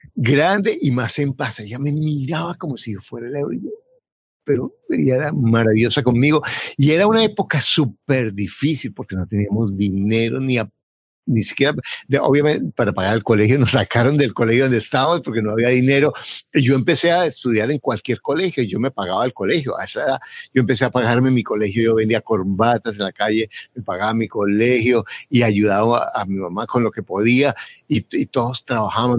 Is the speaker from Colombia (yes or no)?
yes; Bogotá, Colombia; now in United States; Yo nací en Bogotá y mi papá era un, un, campesino